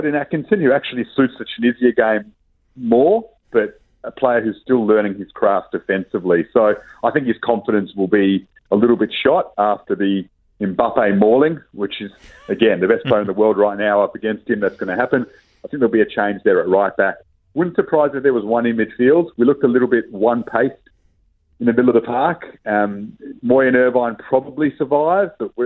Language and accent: English; Australia; I'm an Australian